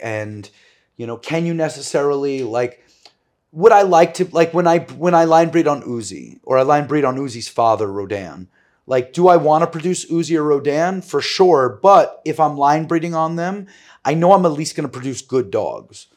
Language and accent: English; New York City, New York, United States; growing up in New York City